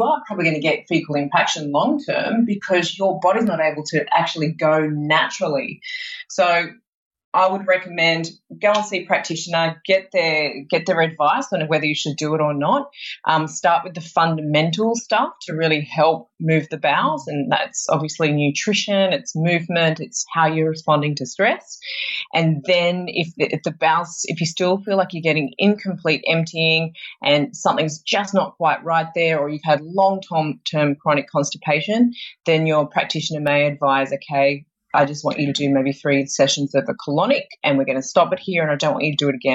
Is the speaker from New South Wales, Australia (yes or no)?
yes; Sydney, New South Wales, Australia; moved away; I'm originally from Sydney